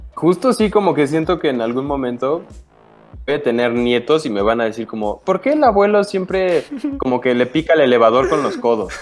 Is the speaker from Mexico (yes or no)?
yes; Cuernavaca, Morelos, Mexico; todos de aquí venimos de Cuernavaca, algunos ya nos cambiamos de ciudad